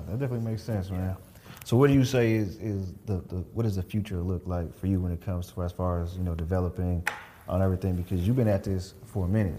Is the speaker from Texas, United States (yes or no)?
yes; Killeen, Texas, United States; I'm from Killeen